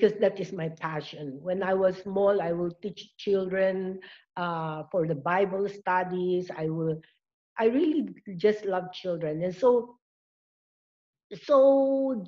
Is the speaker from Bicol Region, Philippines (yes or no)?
yes; Bicol Region, Philippines; we are from Bicol.